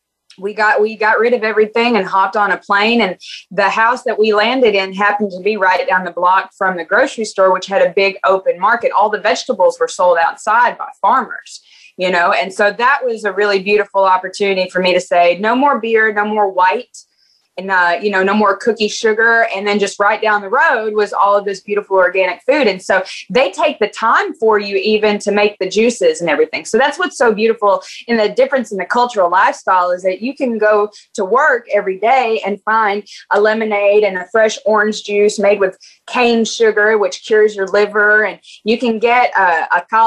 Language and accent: English; United States; also born or lived in Panama; being an American where you go out on the weekend and you drink too much